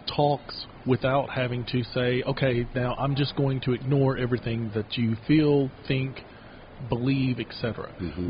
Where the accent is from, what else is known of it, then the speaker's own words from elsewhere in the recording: Kentucky, United States; now in Utah, United States; the county I grew up in mostly in town I grew up in in Kentucky